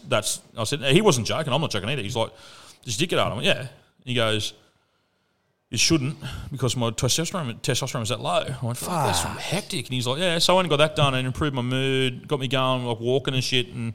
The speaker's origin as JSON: {"language": "English", "town": "Murwillumbah", "region": "New South Wales", "country": "Australia", "tie": "born or raised there", "said": "I grew up on Toboggan Road just up here"}